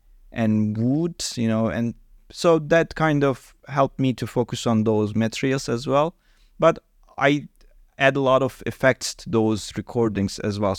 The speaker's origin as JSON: {"language": "English", "region": "Hatay", "country": "Turkey", "tie": "born or raised there", "second_language": "English", "lives_now": "Istanbul, Turkey", "said": "I'm actually living in Istanbul, but my hometown is Hatay, really south side of the Turkey, which is close to Mediterranean Sea."}